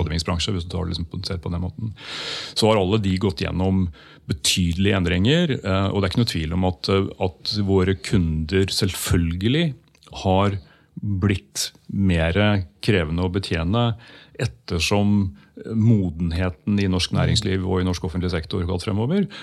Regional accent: Skedsmokorset, Akershus, Norway; Jeg vokste opp på Skedsmokorset

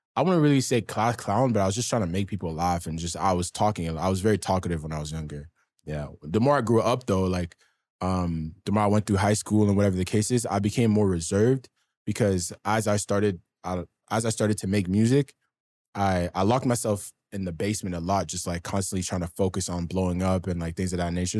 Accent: Ottawa, Ontario, Canada; also born or lived in Sudbury; I grew up mainly in the East End of Ottawa

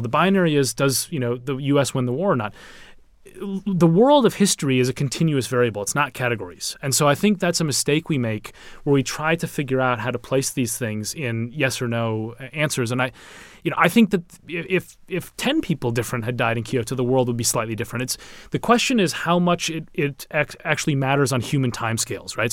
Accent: Minneapolis, Minnesota, United States; now in London, United Kingdom; I'm from Minneapolis

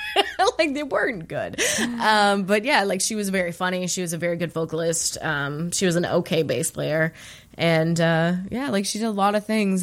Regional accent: Alberta, Canada; moved away; where I'm from Alberta and I live here now

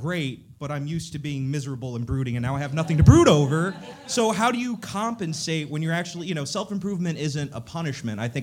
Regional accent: Dallas, Texas, United States; I'm from Dallas originally.

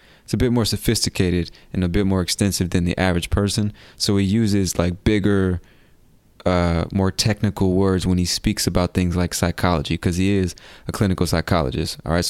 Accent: United States; accent: Californian; I'm from America and I've lived in different places, but I would say my accent is more like people from California.

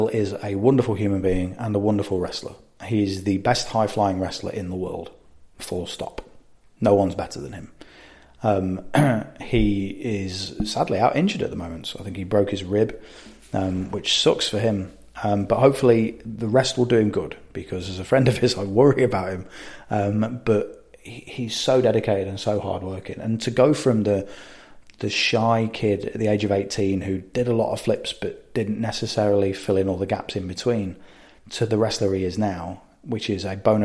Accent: United Kingdom; as British people

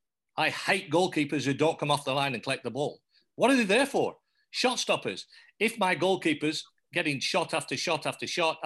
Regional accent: England, United Kingdom; accent: English; now in Australia; the only thing English about me now is my accent.

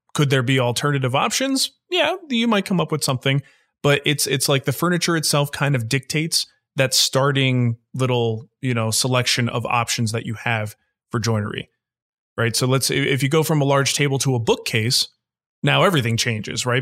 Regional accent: New Jersey, United States; now in Pittsburgh, United States; I was born in New Jersey

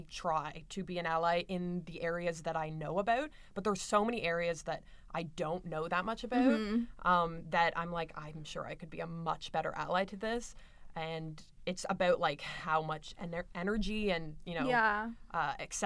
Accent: London, Ontario, Canada; going to Western, growing up in London, it's so white

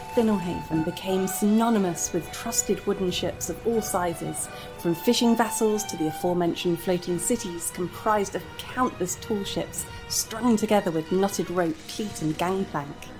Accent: United Kingdom; my home country of the UK

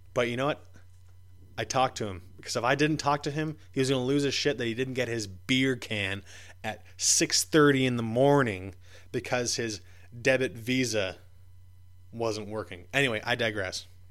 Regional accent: Ottawa, Ontario, Canada; moved away; I went to Ottawa, back to my hometown

